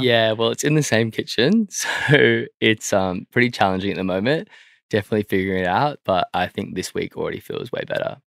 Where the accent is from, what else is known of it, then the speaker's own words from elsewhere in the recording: Sydney, New South Wales, Australia; I grew up in Croydon Park.